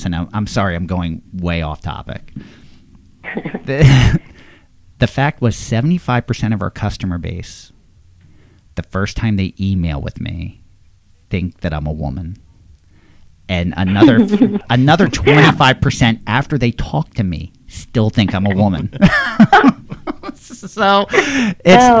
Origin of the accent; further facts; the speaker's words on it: Levittown, Pennsylvania, United States; I grew up in Levittown, which is a huge planned suburb that at this point might as well be an extension of Philadelphia.